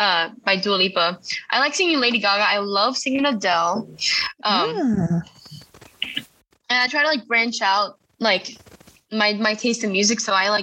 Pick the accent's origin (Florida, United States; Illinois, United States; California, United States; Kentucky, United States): Florida, United States; Largo; I actually live in Florida, by the way. I forgot to say that. I'm from Largo, Florida.